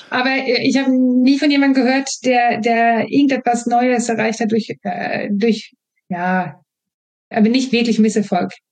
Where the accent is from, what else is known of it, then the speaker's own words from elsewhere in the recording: Sweden; German is a second language; moved away as an adult; now in Germany; ich stamme aus einer Region, wo wir das nicht trennen. Ich bin Schwedin, ich bin habe schwedische Sprachgebrauch mit mir bekommen und äh, habe daher nicht diese Trennung. Ich bin in Deutschland ausgebildet